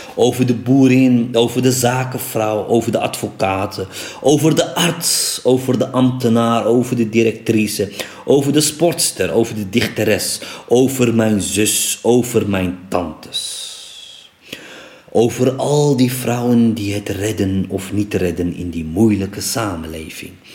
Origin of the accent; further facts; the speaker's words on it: Morocco; moved away; in mijn geboorteland Marokko